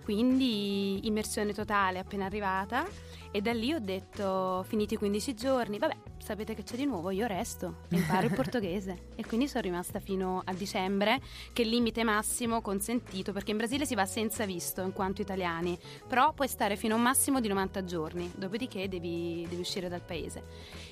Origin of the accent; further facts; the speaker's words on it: Naples, Campania, Italy; now in Milan, Italy; io sono proprio terrona d'occa